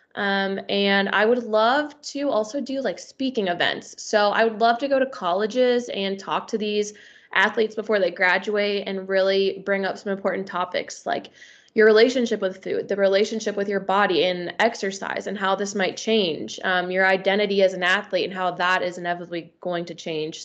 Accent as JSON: {"language": "English", "region": "Northern Kentucky", "country": "United States", "also_born_or_lived": "Louisville, Kentucky", "lives_now": "Cincinnati, United States", "said": "I'm from Northern Kentucky"}